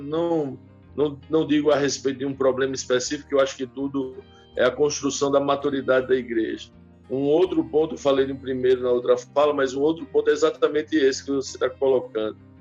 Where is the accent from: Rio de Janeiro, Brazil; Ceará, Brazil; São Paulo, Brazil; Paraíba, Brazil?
Paraíba, Brazil; now in Dias d'Ávila, Brazil; Sou paraibano, engenheiro de produção de formação